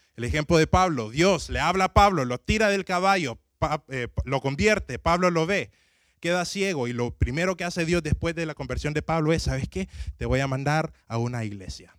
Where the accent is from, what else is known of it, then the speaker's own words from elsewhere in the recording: Tegucigalpa, Francisco Morazán, Honduras; mi ciudad de Tegucigalpa